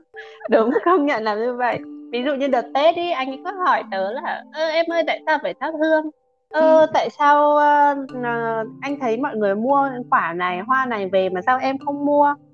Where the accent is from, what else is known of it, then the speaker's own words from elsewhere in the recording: Vietnam; first language Vietnamese; mình là người việt không tiếng anh không phải ngôn ngữ đầu tiên